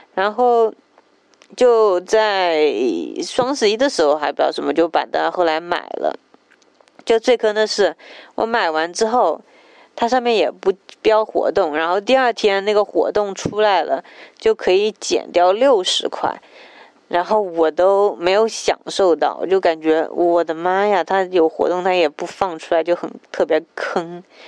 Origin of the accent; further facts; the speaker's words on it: Jiangsu, China; 我是江苏人，也算是南方人，口味应该很清淡